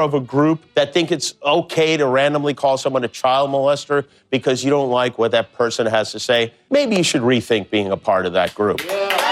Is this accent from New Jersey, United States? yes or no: no; Appleton, Wisconsin, United States; moved away; when I was a kid, growing up in Appleton, Wisconsin